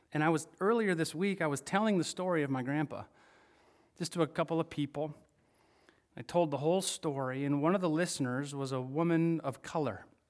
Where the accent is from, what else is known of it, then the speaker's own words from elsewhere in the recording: Michigan, United States; I'm from Michigan